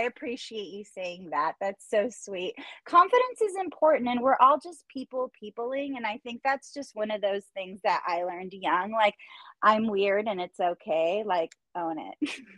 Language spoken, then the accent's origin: English; Orange County, California, United States; moved away; You're from the same area that I'm from